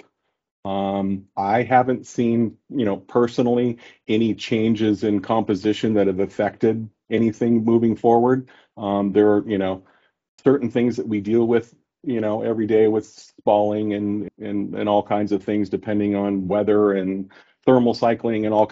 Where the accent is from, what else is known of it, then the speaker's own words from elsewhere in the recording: South Coast, California, United States; I grew up in South Coast